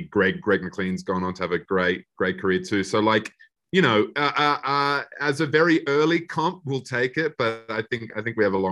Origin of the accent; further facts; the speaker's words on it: Australia; we as Australian horror fans, we obviously, you know, kind of always take mental note of those um, those films that kind of break through